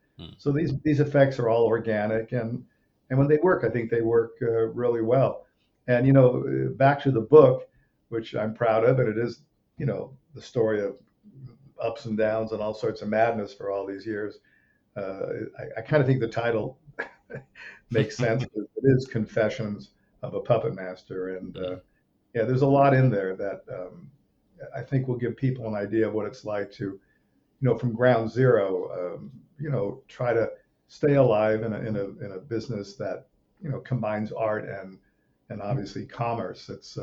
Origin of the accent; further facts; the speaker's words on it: Rome, Lazio, Italy; as a little kid moving to Europe, I grew up in Rome, Italy. I was a few years old. We went to Rome, and that's kind of where my dad made movies, and I grew up on movie sets.